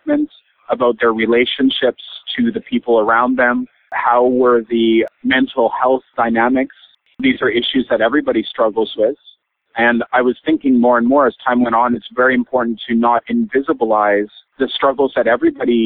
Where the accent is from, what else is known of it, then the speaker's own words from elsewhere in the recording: British Columbia, Canada; moved away; also born or lived in Montreal, Quebec; where I grew up in British Columbia.